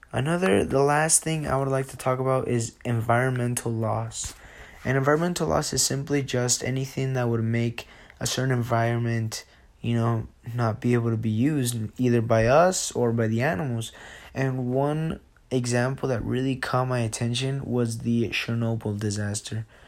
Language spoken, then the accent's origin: English; Jalisco, Mexico; now in Sandy, United States; I am from Jalisco, Mexico, and I lo-, now live in Sandy, Utah